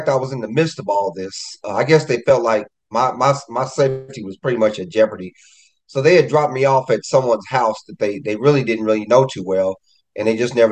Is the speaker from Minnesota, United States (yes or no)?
no; Kansas City, Missouri, United States; I am a resident of my hometown, Kansas City, Missouri.